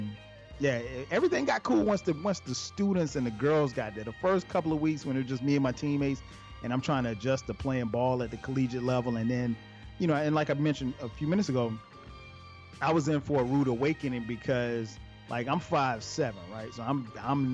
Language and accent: English; Florence, South Carolina, United States; I grew up in Florence, South Carolina